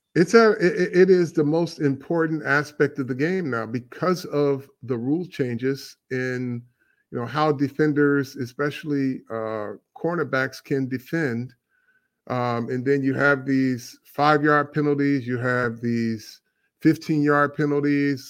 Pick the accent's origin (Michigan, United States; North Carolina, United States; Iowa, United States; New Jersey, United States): Michigan, United States; Flint; we grew up in Flint